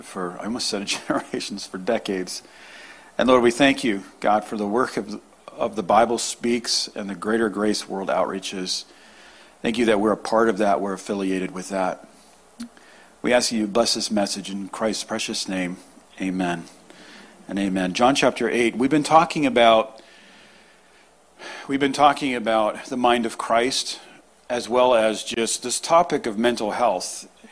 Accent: Newton, Massachusetts, United States; moved away; also born or lived in New England; I'm originally from Newton area. I was born in Newton

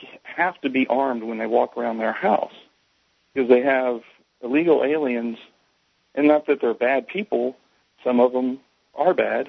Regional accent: Texas, United States; now in Tampa, United States; I'm from Texas originally.

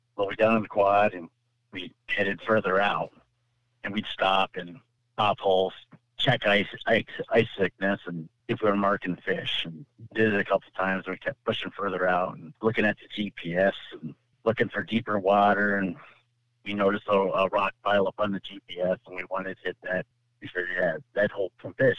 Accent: California, United States; now in Michigan, United States; I'm from California originally, moved to Michigan

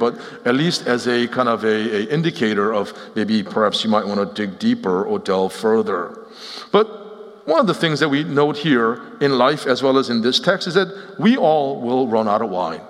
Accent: Cherry Hill, New Jersey, United States; moved away as an adult; also born or lived in Seoul, Korea / Nashville; I grew up in Cherry Hill, New Jersey.

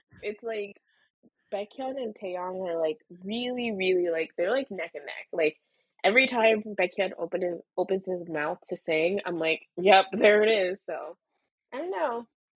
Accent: Florida, United States; moved away; I grew up in Florida

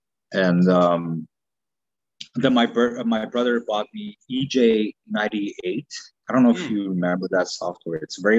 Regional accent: Quebec, Canada; English is a second language; also born or lived in Romania; Born in Romania, came to Canada in 1995.

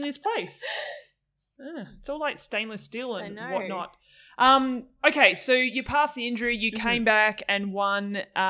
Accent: Tasmania, Australia; I'm from Tassie

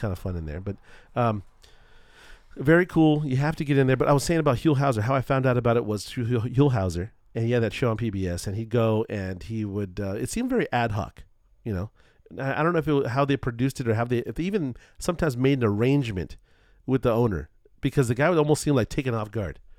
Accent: Culver City, California, United States; growing up in Culver City

